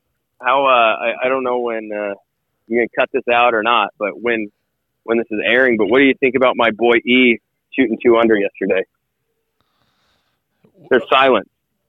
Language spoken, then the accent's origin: English; Nebraska, United States; I thought I was from Nebraska